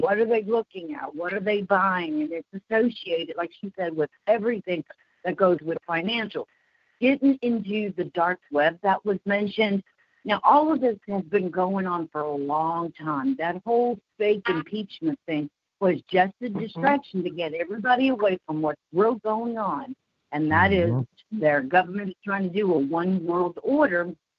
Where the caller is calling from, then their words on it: Dallas, Texas, United States; I'm calling from Dallas, Texas.